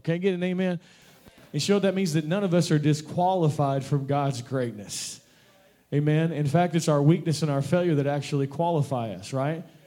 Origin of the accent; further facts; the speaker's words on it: Kentucky, United States; I'm from Kentucky